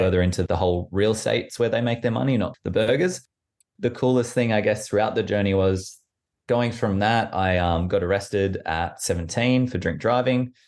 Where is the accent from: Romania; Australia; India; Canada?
Australia; Orange, New South Wales; moved away as an adult; also born or lived in Canberra; now in London, United Kingdom; I was born in Canberra, moved to Orange when I was quite young, in New South Wales.